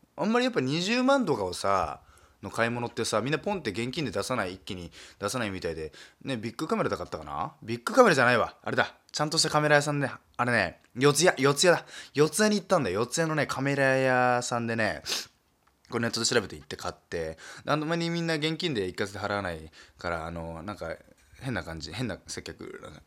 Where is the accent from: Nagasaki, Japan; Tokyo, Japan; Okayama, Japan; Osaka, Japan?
Nagasaki, Japan; accent: Nagasaki dialect; moved away; 僕はもう長崎出身